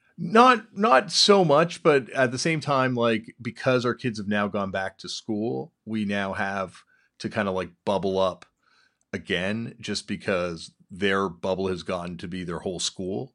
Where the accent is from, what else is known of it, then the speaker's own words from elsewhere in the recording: East Coast, United States; growing up on the East Coast